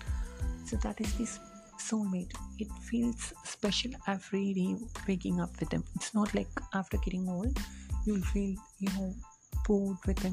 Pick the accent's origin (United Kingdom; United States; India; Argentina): India; English is a second language; as an Indian